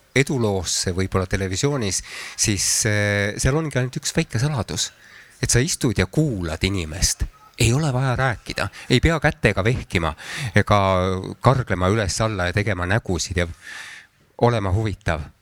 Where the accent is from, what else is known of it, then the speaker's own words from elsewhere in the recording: Antsla, Võru County, Estonia; moved away; tegelikult ma sündisin küll Võrus, aga minu lapsepõlv möödus Antslas.